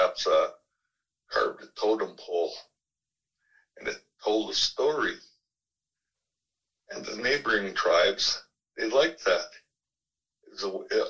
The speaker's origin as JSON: {"language": "English", "town": "Vernon", "region": "British Columbia", "country": "Canada", "said": "I'm from here"}